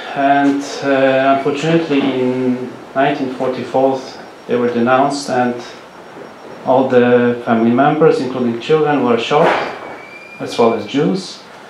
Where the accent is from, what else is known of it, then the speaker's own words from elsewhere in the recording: Poznań, Greater Poland, Poland; So I come from Poznan.